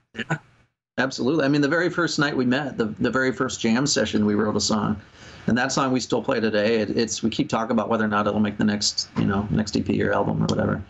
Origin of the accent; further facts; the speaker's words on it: Rochester, Minnesota, United States; we're from Rochester, Minnesota